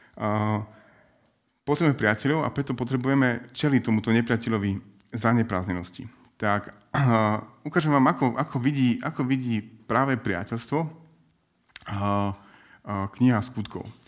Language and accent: Slovak; Prešov, Prešov Region, Slovakia; now in Bratislava, Slovakia; Pôvodne som z Prešova